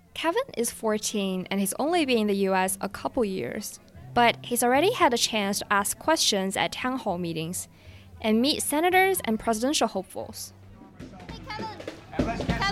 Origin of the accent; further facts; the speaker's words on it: Jinan, Shandong, China; moved away; Jinan, China, my hometown.